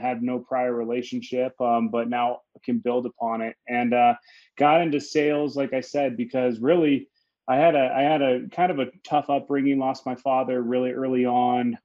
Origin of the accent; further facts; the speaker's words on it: Denver, Colorado, United States; I'm from Denver, Colorado. That's where I currently reside, where where I, where I was born